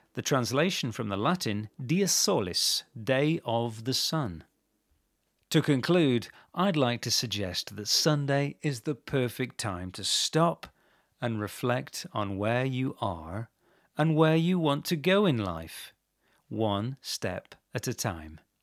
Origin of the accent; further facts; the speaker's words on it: England, United Kingdom; I grew up in England